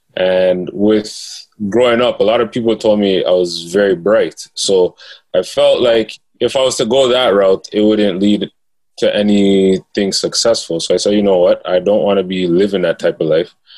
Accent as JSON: {"language": "English", "town": "Toronto", "region": "Ontario", "country": "Canada", "tie": "born or raised there", "also_born_or_lived": "Rexdale, Toronto", "said": "I grew up in uh, Jane and Finch, mm-hmm. and um, I later moved to Rexdale"}